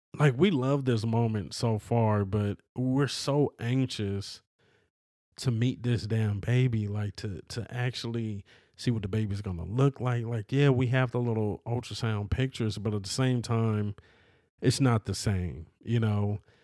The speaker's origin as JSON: {"language": "English", "region": "California", "country": "United States", "tie": "born or raised there", "said": "I'm a person from California, bruh. You know, always lived in California"}